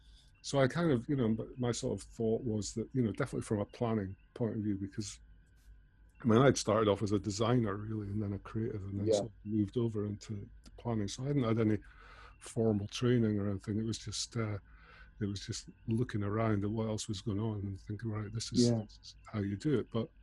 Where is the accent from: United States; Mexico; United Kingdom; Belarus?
United Kingdom; Scotland; now in London, United Kingdom; because I came down from Scotland to London at that time